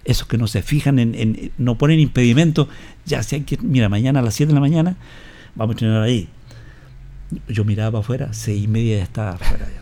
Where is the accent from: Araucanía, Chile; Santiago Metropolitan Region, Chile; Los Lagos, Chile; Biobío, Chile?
Santiago Metropolitan Region, Chile; Maipú; Yo soy eh, de Maipú. La comuna de Maipú. La comuna de Maipú, en Santiago